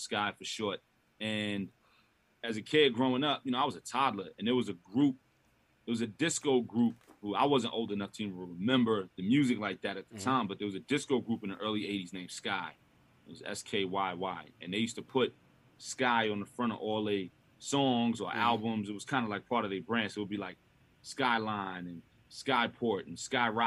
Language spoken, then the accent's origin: English; New York City, New York, United States; I grew up on St. James